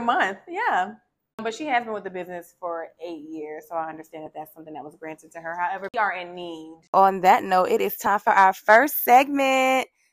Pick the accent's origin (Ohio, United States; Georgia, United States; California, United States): Georgia, United States; Savannah; I'm from Savannah, Georgia. So I grew up with a family where we kind of just got together